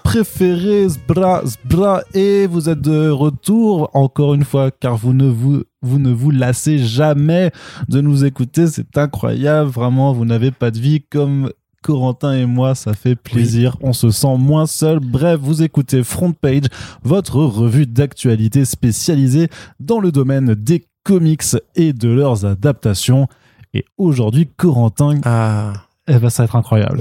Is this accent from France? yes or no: yes; France; chez nous en France